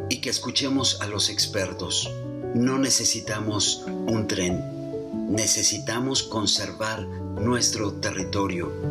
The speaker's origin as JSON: {"language": "Spanish", "country": "Mexico", "said": "Somos mexicanos y queremos la vida para todos nosotros."}